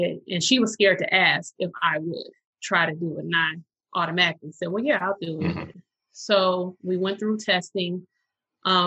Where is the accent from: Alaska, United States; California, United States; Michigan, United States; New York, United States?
Michigan, United States; Detroit; I was born and raised in Detroit, a product of Detroit Public Schools.